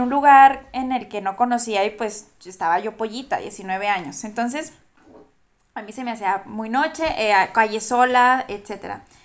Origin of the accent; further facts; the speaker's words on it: Durango, Mexico; yo soy de Durango, yo soy de Durango